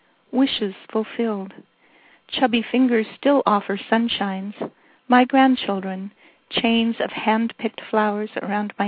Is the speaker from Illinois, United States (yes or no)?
no; Scotts Mills, Oregon, United States; I am from Scotts Mills, Oregon, which has a population of 325.